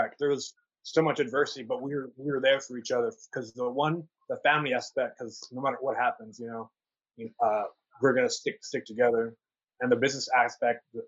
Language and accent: English; San Antonio, Texas, United States; now in Austin, United States; we're both from the city of San Antonio, born and raised. I was raised on the west side of San Antonio